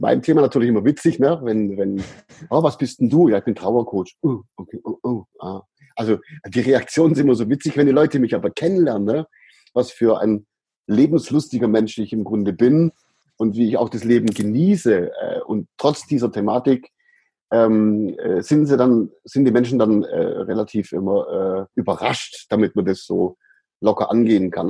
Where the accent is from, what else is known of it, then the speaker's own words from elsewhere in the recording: Ehningen/Aidlingen near Sindelfingen, Baden-Württemberg, Germany; in einen Ort gezogen, der sich Eidlingen nennt. Das ist in der, in der mhm. Gegend auch. Und dort habe ich meine Kindheit verbracht